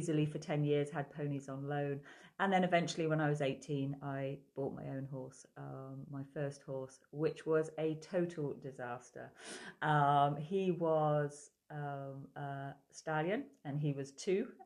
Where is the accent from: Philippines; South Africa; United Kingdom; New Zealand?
United Kingdom; Somerset, South West England; now in Ireland; I grew up in Somerset